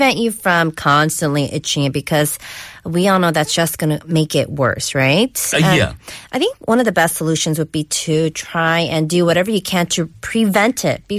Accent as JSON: {"language": "English", "region": "California", "country": "United States", "tie": "born or raised there", "moved": "as an adult", "said": "born and raised in California, I've been here 8 years, still can't get used to the cold."}